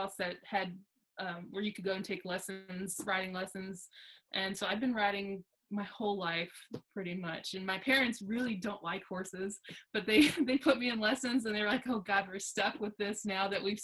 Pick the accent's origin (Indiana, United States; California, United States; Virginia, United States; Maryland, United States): Virginia, United States; Alexandria; now in Brooksville, United States; I'm currently located, I live in Brooksville, Mississippi. I'm originally from Alexandria, Virginia.